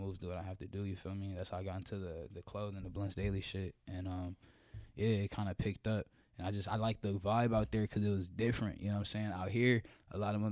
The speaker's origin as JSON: {"language": "English", "town": "Atlanta", "region": "Georgia", "country": "United States", "tie": "born or raised there", "also_born_or_lived": "West Coast / Norcross, Georgia", "said": "I was born, you feel me, on the West Coast, you know. But I've been in East Atlanta since I was 4"}